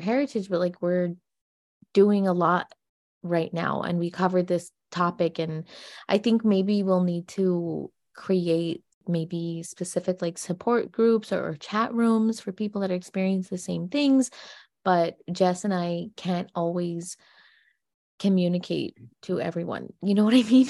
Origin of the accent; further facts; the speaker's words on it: United States; we're only American gypsies